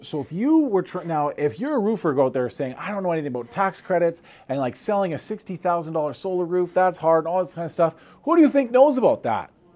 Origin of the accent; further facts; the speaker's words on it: Canada; now in United States; I'm a Canadian trying to become a U.S. citizen